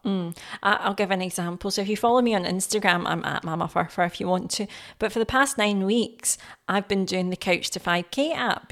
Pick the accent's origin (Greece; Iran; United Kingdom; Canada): United Kingdom; Scotland; I'm Scottish. I've been here obviously all my life.